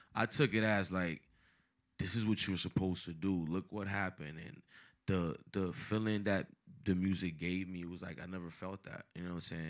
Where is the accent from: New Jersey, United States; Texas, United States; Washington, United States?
New Jersey, United States; Paterson; born or raised there; also born or lived in Dominican Republic